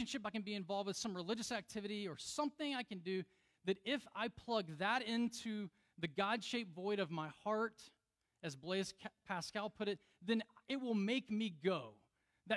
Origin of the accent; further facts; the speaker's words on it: Deep South, United States; I grew up in the Deep South where, you know, you could party on Saturday night and go to church on Sunday